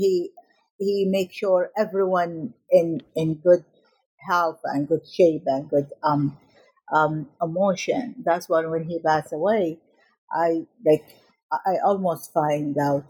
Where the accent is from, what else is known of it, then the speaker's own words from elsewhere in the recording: Najaf, Najaf Governorate, Iraq; moved away; I was born in Iraq in 1967, and I was a vivacious child who loved my family and loved the school, I remember in my first day in middle school in Najaf, in Iraq